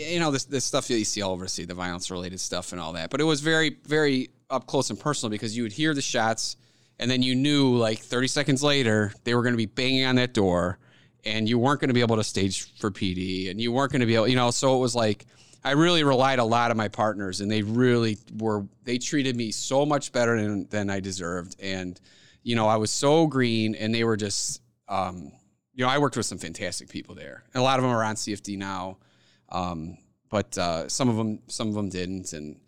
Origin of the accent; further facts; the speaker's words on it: Orland Park, Illinois, United States; Orland Park.